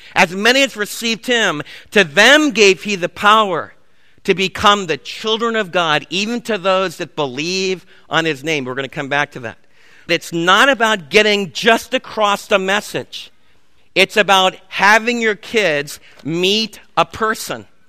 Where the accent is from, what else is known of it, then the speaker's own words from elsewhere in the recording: New York City, New York, United States; moved away; Where I was raised back in the Big Apple